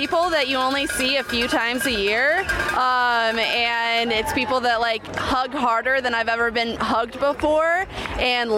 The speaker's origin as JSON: {"language": "English", "town": "Des Moines", "region": "Iowa", "country": "United States", "said": "I am from Des Moines, Iowa."}